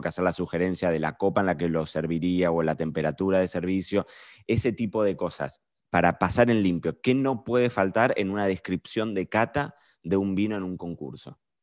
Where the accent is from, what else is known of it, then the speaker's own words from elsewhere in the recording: Argentina; nosotros somos argentinos